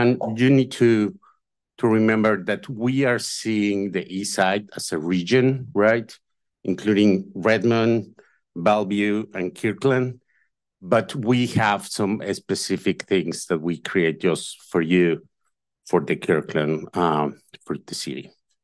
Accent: Mexico; now in United States; Then a lot of us came. I came from Mexico.

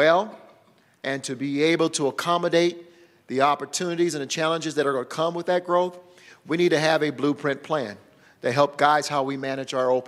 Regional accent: Denver, Colorado, United States; It was elementary when I grew up in Denver.

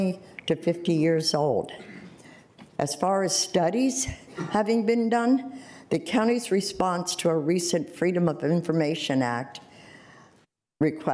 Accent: Arlington, Virginia, United States; I grew up in Arlington and have lived most of my life in the Westover area

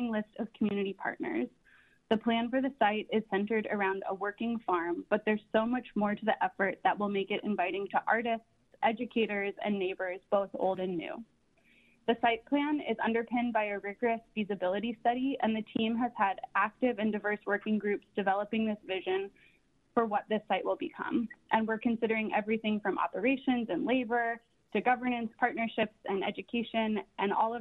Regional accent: San Francisco, California, United States; I was born and raised in San Francisco, and I attended elementary school and middle school in the Portola District

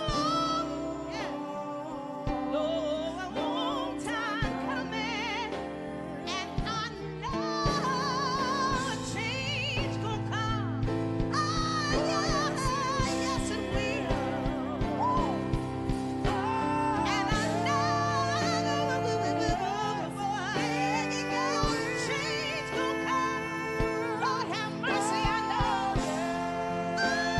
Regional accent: Oakland, California, United States; also born or lived in New Orleans, Louisiana; I'm originally from New Orleans, Louisiana, but I was raised in Oakland, California, East Bay

